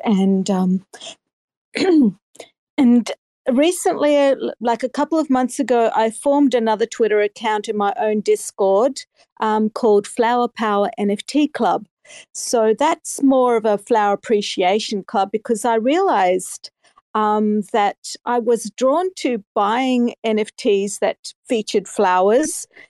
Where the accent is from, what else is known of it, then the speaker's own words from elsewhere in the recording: Australia; I'm from Australia